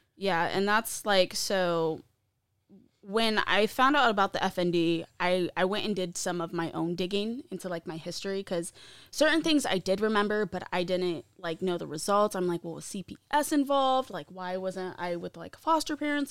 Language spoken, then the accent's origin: English; Findlay, Ohio, United States; also born or lived in East Stroudsburg, Pennsylvania / Mount Pocono, Pennsylvania; I was born and raised in Findlay, Ohio.